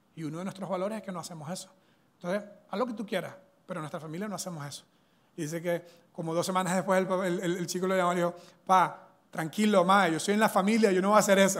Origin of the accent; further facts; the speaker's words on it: Venezuela; now in Costa Rica; soy venezolano, eso es una mezcla que tengo, ¿verdad? Culturalmente, pero soy venezolano